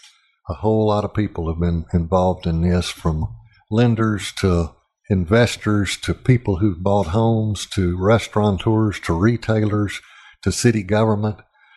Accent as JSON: {"language": "English", "town": "Little Rock", "region": "Arkansas", "country": "United States", "tie": "born or raised there", "said": "When I was growing up in Little Rock in the 50s and 60s"}